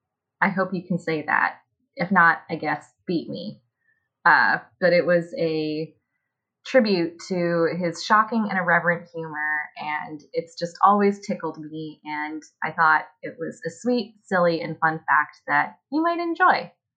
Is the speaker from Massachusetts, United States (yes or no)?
yes; Massachusetts, United States; I'm from Massachusetts.